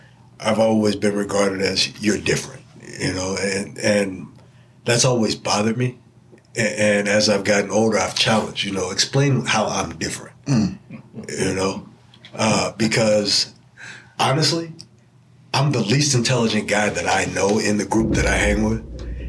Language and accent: English; Indianapolis, Indiana, United States; I'll tell you about my experience.